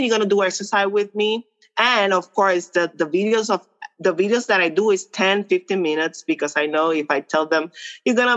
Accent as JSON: {"language": "English", "country": "Puerto Rico", "first_language": "Spanish", "second_language": "English", "said": "I'm from Puerto Rico. I'm a Latina"}